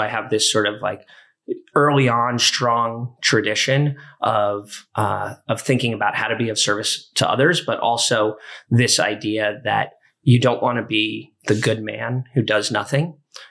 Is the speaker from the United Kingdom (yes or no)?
no; Santa Cruz, California, United States; I'm actually from Northern California. {S4} Okay. {S2} From Santa Cruz, which is a sleepy little surfer town.